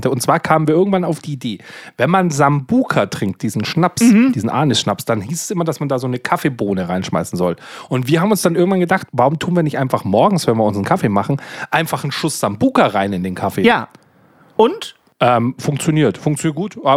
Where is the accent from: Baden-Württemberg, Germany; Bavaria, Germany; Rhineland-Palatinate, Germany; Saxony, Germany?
Bavaria, Germany; ich komme hier aus Bayern. In Bayern trinkt man sehr gerne Weißbier-Mischgetränke, gerade im Sommer.